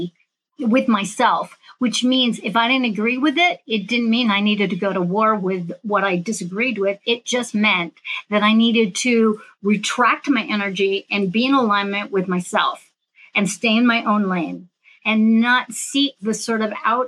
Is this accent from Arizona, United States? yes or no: no; San Francisco Bay Area, California, United States; I'm from the San Francisco Bay Area.